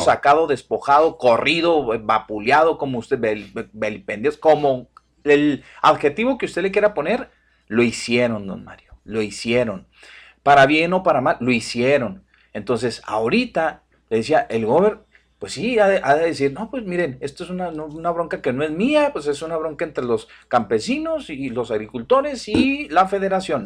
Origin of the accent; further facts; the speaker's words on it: Mexico; Todos seguimos siendo mexicanos